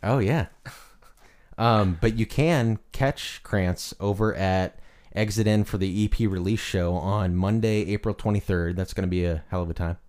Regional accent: Illinois, United States; moved away; I'm also from the Midwest, Illinois.

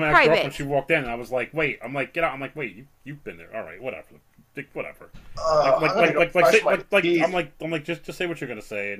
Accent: United States; I love being American. I love living in America.

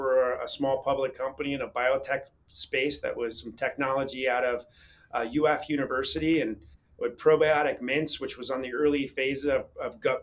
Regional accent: north of Tampa, Florida, United States; also born or lived in Newburgh, New York / Boca Raton, Florida; I grew up in north of Tampa

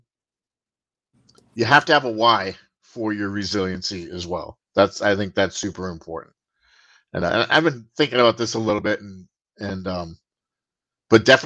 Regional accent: Boston, Massachusetts, United States; also born or lived in England / Florida; now in Richmond, United States; I'm a Bostonian living down south. I grew up in Boston. I live in Virginia now, just outside of Richmond.

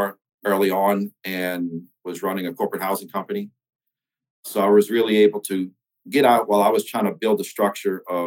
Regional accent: St. Bernard Parish, outside New Orleans, Louisiana, United States; I grew up in St. Bernard Parish, which is just outside New Orleans

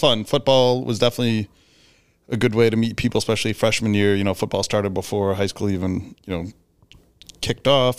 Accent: Bartlett, Illinois, United States; I grew up in Bartlett

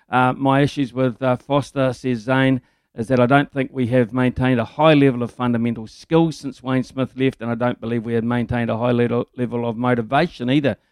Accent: Lower Hutt, Wellington, New Zealand; before people assume I'm a Crusaders fan, I'm from the Hut, not Christchurch.

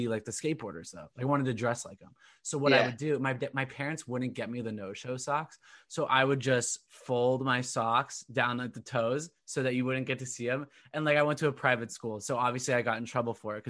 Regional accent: Southern Orange County, California, United States; now in Boston, United States; I am originally from Southern Orange County, California

